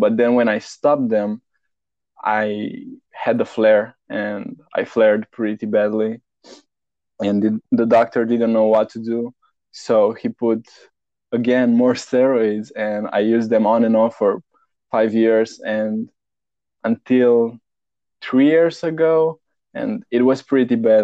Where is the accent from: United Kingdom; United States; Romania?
Romania; now in Netherlands; originally, I'm from Romania, Eastern Europe, but I live in Netherlands